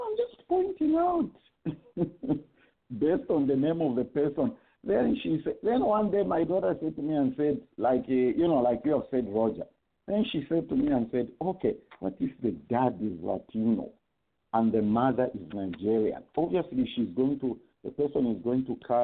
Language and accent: English; Copperbelt Province, Zambia; moved away; I'm a son of a Bemba woman from Mporokoso and the Tumbuka man, born and bred on the Copper Belt